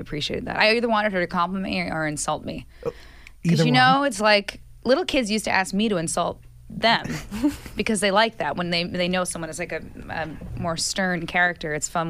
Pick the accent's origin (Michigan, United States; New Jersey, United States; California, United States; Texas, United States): New Jersey, United States; born or raised there; moved away